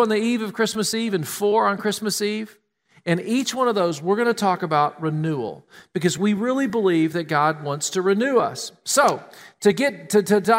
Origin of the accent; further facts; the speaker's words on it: Tennessee, United States; now in Columbus, United States; We grew up in Tennessee.